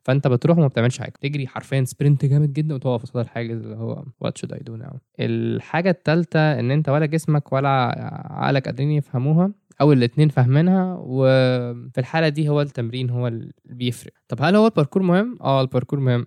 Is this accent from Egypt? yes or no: yes; Egypt; عندنا في مصر في branches كتير. كان في منهم branch جنبي، جيزة